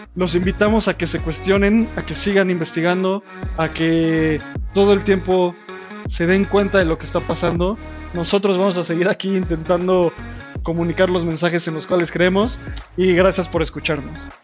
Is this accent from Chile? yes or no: no; Mexico; nosotros somos mexicanos